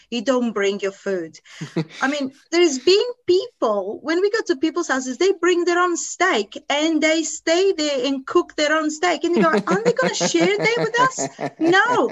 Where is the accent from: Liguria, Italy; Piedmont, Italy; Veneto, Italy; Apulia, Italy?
Liguria, Italy; Varazze; English is a second language; moved away as an adult; also born or lived in Lisbon, Portugal / United Kingdom; now in Perth, Australia; So I lived in Lisbon. We went to live in Varazze, which is in northern Italy, in Liguria, in the Little Arch region. And we lived there 7 years. We moved then inland, more inland in Italy.